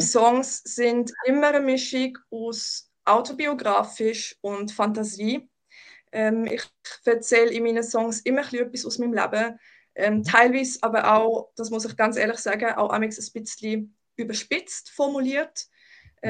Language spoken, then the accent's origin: German; Baden, Aargau, Switzerland; also born or lived in Germany; ich bin in Deutschland geboren, aber ich bin da in, ähm, in der Region Baden aufgewachsen und lebe da jetzt schon seit ähm, 22, 23 Jahren.